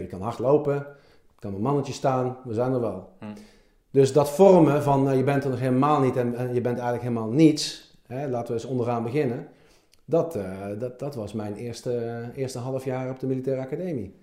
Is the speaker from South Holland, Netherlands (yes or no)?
no; Helmond, North Brabant, Netherlands; moved away; Ik ben in Helmond geboren